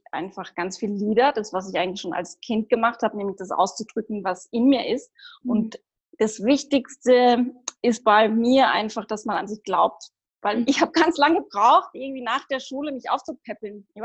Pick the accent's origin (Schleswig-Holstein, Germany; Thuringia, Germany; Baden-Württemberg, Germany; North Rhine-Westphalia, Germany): Baden-Württemberg, Germany; Heidelberg; now in Austria; ursprünglich komme ich auch aus Deutschland, aus ah. Heidelberg.